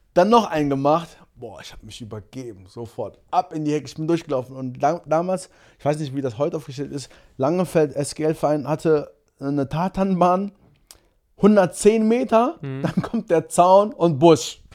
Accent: Monheim am Rhein, North Rhine-Westphalia, Germany; bei uns in Monheim

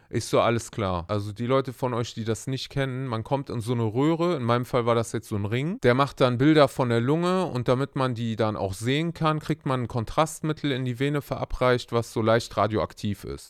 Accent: Germany; bei uns in Deutschland

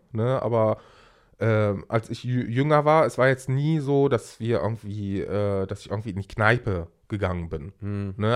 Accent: Germany; also born or lived in Aleppo, Syria; wir sind hier aufgewachsen äh, mit, mit äh, fünf Jahren, sechs Jahren

